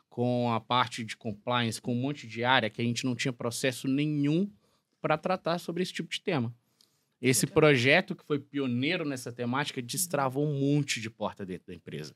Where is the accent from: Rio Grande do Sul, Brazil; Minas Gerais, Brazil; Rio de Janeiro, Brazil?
Minas Gerais, Brazil; Alvinópolis; moved away; also born or lived in João Monlevade; Eu sou do interior de Minas Gerais, nascido em João Molevade, criado em Alvinópolis, uma cidade de 14 mil habitantes